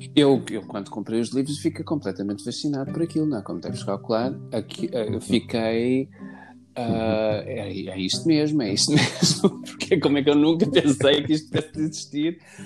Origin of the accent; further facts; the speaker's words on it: Lisbon, Portugal; now in Tomar, Portugal; eu nasci em Lisboa, sou alfacinha de gemas, nasci na maternidade de Alfredo Costa, como todos os alfacinhas